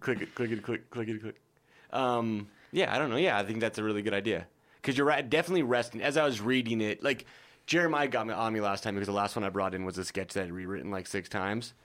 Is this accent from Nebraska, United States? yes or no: yes; Nebraska, United States; I'm from Nebraska